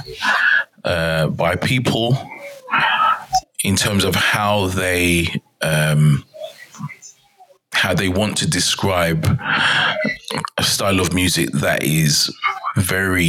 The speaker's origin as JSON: {"language": "English", "region": "London", "country": "United Kingdom", "moved": "yes", "lives_now": "Denmark", "said": "I am from London, England, but right now residing in Denmark."}